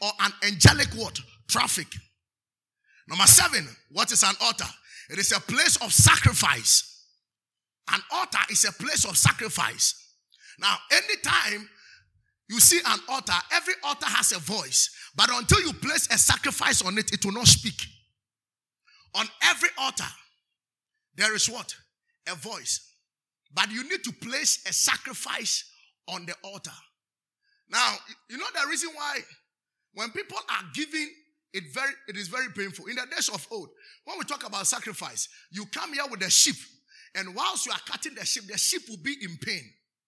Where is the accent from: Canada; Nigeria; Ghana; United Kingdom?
Ghana; Nzema, Western Region; I'm from Nzema